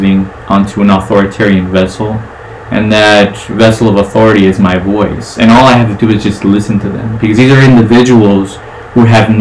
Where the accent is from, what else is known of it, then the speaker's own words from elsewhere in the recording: the South, United States; I'm a Southerner. I think that's a big one. I'm a Southerner.